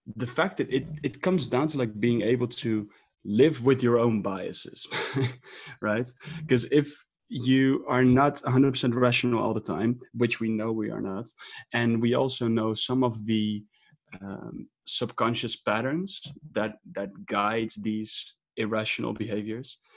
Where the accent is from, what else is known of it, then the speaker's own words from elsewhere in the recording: Amsterdam, North Holland, Netherlands; I'm from Amsterdam